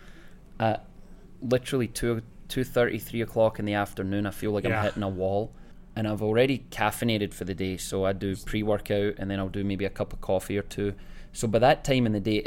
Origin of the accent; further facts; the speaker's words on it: Scotland, United Kingdom; now in Spokane, United States; born and raised in Scotland with me, so we grew up playing basketball together